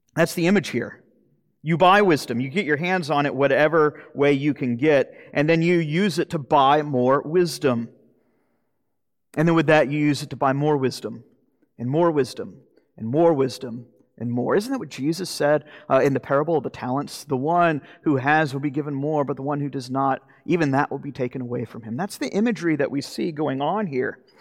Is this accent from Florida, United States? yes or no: yes; Jacksonville, Florida, United States; moved away; I'm from Jacksonville, Florida